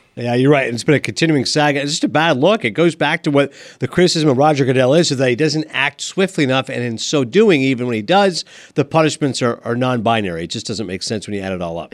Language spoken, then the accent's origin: English; Toronto, Ontario, Canada; My hometown of Toronto